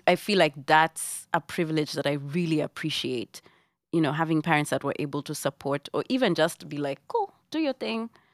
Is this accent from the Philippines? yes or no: no; Nairobi, Kenya; moved away as an adult; now in New York, United States; I grew up in Buruburu